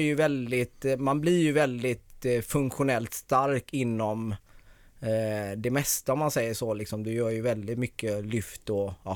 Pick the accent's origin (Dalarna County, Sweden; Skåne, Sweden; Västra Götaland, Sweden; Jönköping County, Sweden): Västra Götaland, Sweden; Gothenburg; accent: Gothenburg dialect; now in Stockholm, Sweden; jag är född i Bergsjön. Ja. Så Göteborg.